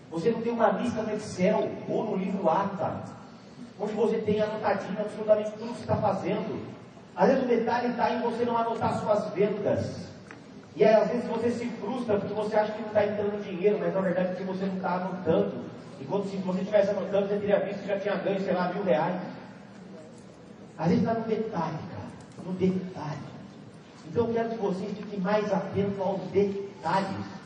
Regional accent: Amparo, São Paulo, Brazil; eu venho de Amparo, eu nasci de Amparo. É uma cidade de 50 mil habitantes, no interior de São Paulo.

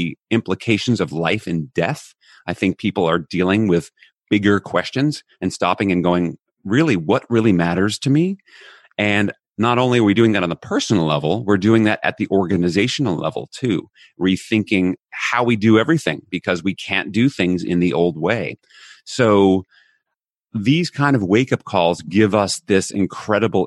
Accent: United States; moved away as an adult; now in Netherlands; I'm American by birth. I actually live in Europe right now. I'm in the Netherlands while we're recording this.

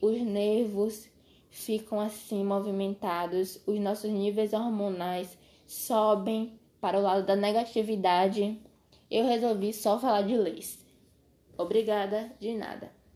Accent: Brazil; sendo brasileiro

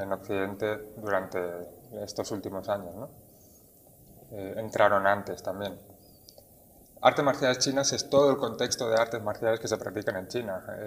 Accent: Barcelona, Catalonia, Spain; moved away as an adult; now in Tenerife, Spain; Barcelona, que es donde yo nací y crecí.

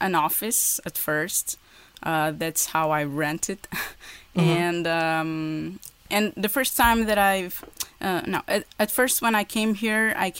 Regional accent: Portugal; English is a second language; also born or lived in Porto; here in Porto. That's where I live. I'm from Portugal.

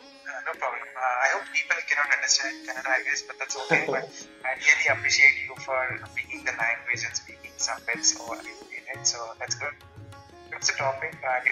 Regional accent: Bangalore, Karnataka, India; I'm from Bangalore.

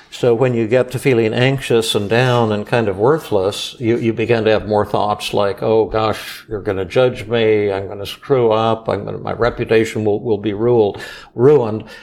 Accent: South Korea; So, you, you, know, I'm from Korea, and I have a bit of a soft voice

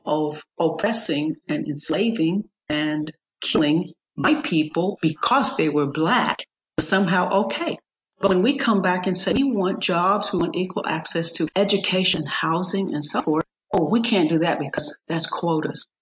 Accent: United States; as an American

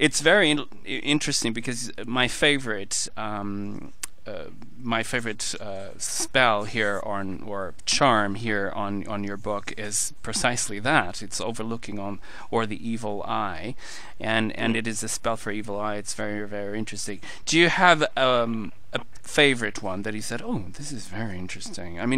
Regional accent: Portugal; I'm from Portugal

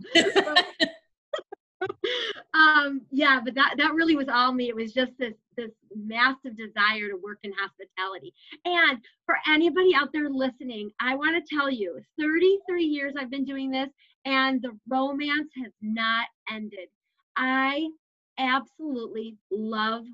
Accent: Schaumburg, Illinois, United States; I grew up in Schaumburg area in Illinois

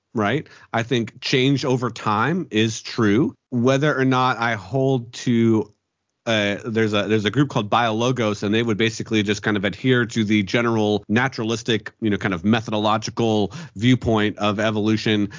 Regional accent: Pennsylvania, United States; born or raised there

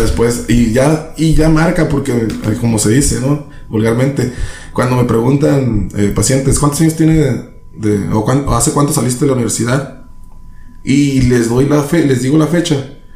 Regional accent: San Luis Río Colorado, Sonora, Mexico; also born or lived in Tijuana; soy de aquí de San Luis, Colorado. Soy de aquí de San Luis, Colorado, gracias a Dios. Me tocó nacer en otra parte

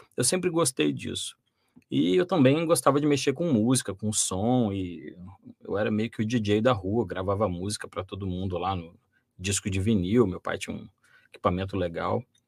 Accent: Volta Redonda, Rio de Janeiro, Brazil; eu sou natural de Volta Redonda

